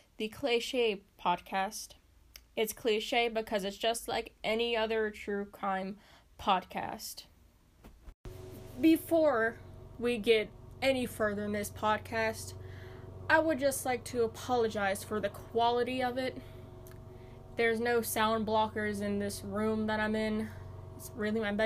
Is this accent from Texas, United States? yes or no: no; Pennsylvania, United States; my hometown, my home state, Pennsylvania